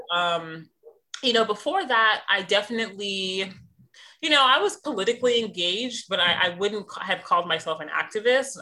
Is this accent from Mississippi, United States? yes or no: no; Missouri, United States; moved away; also born or lived in London / New York; I'm from the Midwest, I'm from Missouri